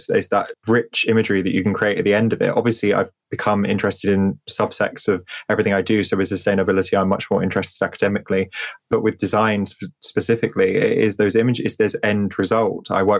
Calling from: South West England, United Kingdom; I am currently in Wiltshire at the moment. I was in London yesterday. I have split my life between multiple different places.

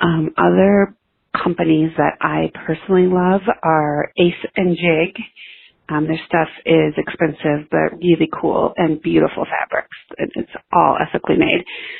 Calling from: Byron, Minnesota, United States; I'm calling from Byron, Minnesota.

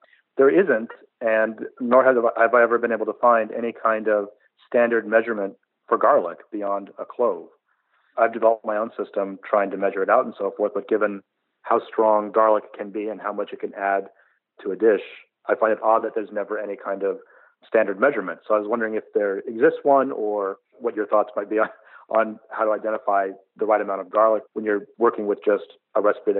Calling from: Atlanta, Georgia, United States; Atlanta, Georgia.

